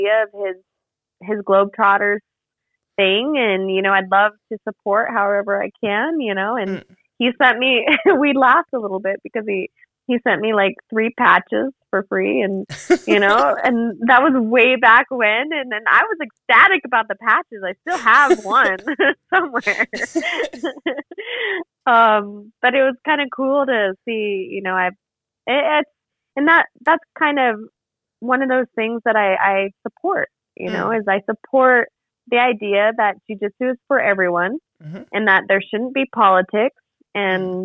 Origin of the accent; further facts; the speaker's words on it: Arizona, United States; my home state of Arizona